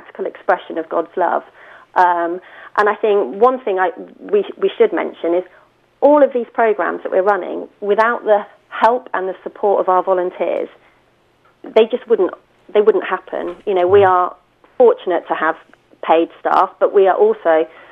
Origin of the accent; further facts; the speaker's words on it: Winton, United Kingdom; I grew up in the Winton Corps